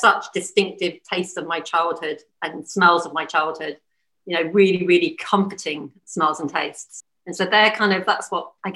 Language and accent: English; Bournemouth, South West England, United Kingdom; also born or lived in London; now in New Zealand; I grew up in Bournemouth.